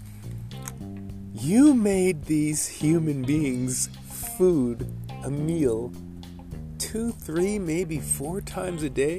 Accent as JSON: {"language": "English", "town": "New York City", "region": "New York", "country": "United States", "moved": "yes", "lives_now": "Toms River, United States", "said": "I'm from Brooklyn"}